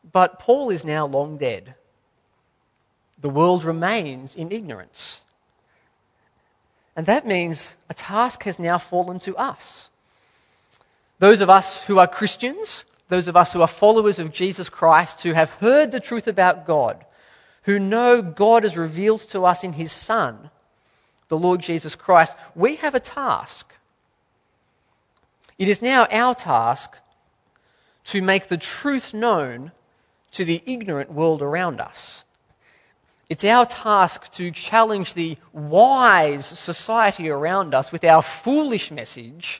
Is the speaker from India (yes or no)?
no; Australia; as an Australian